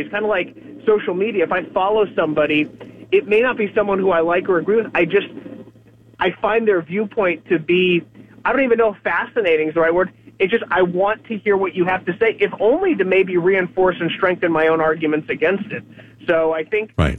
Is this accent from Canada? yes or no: no; United States; as an American.